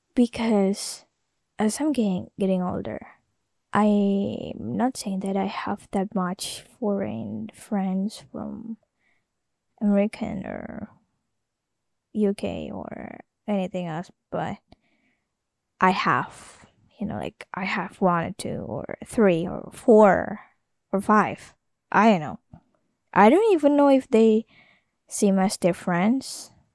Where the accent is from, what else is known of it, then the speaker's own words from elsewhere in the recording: Jakarta, Indonesia; first language Indonesian; English is a second language; I was born in Jakarta